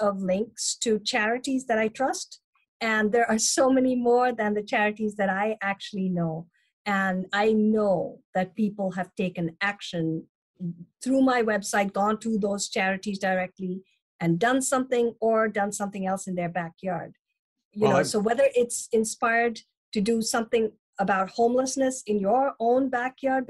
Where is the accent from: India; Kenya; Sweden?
India; also born or lived in Chennai, India / Germany; now in United States; although I'm American now, the Indian culture is where I grew up